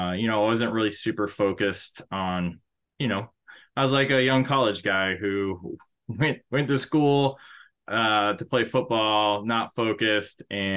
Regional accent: Arizona, United States; born there; also born or lived in Guam / Oklahoma / Panama / North Dakota; I started off, I was born in Arizona. We moved to Guam, Oklahoma, Panama, the country.

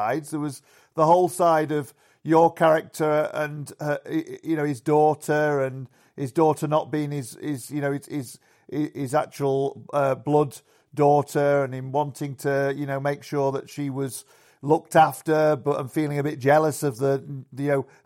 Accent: Yorkshire and the Humber, United Kingdom; in the pubs where I grew up in Yorkshire.

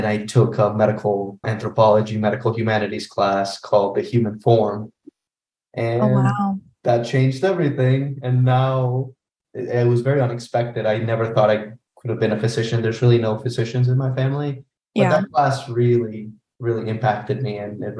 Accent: Orlando, Florida, United States; So I'm from Orlando.

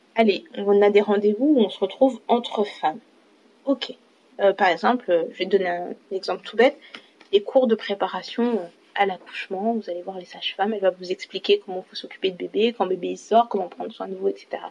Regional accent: France; je suis française je me sens française

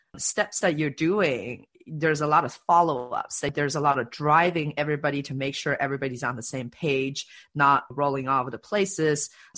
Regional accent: China; also born or lived in Canada; now in Seattle, United States; I grew up in China, actually, and then moved to Canada and then moved to Seattle

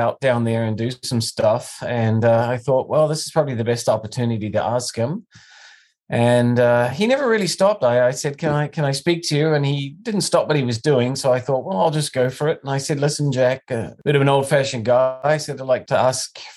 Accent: Auckland, New Zealand; moved away; I'm from Auckland, New Zealand

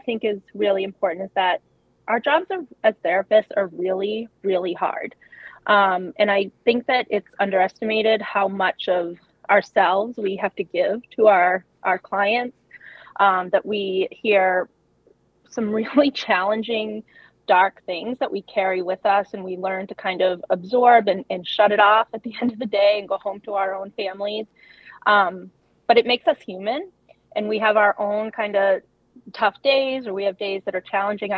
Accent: Massachusetts, United States; I was born and raised in Massachusetts

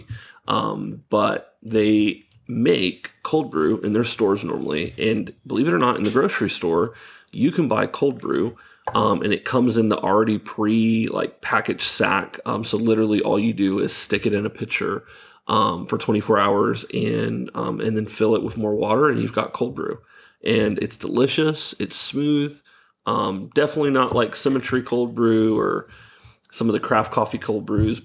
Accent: Florida, United States; growing up in Florida

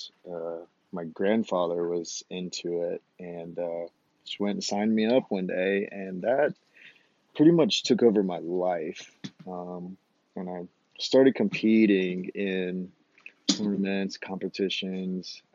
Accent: Phenix City, Alabama, United States; moved away as an adult; also born or lived in Savannah, Georgia; now in Moab, United States; I grew up in Alabama, a town called Phoenix City, Alabama.

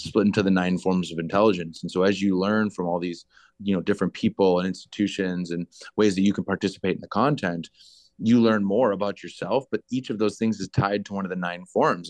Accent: Green Bay, Wisconsin, United States; moved away as an adult; also born or lived in Chicago / United Kingdom / Vancouver; I never left Green Bay until I was eighteen

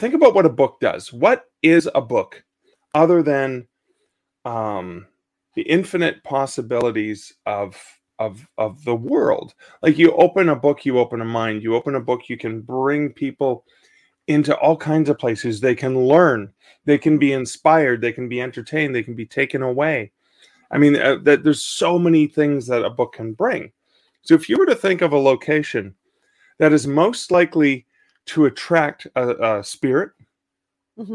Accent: mid-northern Ontario, Canada; also born or lived in Ottawa, Canada; now in Hamilton, Canada; where I grew up in mid-northern Ontario

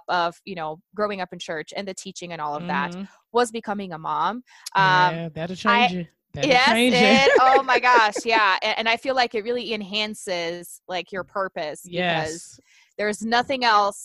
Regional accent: Brazil; English is a second language; moved away; I'm originally from Brazil

